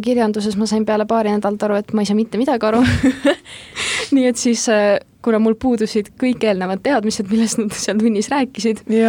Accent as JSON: {"language": "Estonian", "country": "Estonia", "said": "ma olen Eestist"}